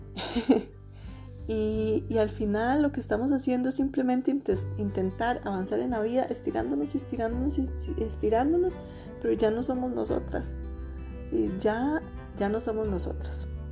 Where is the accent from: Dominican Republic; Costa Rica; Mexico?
Costa Rica; soy una mujer de Costa Rica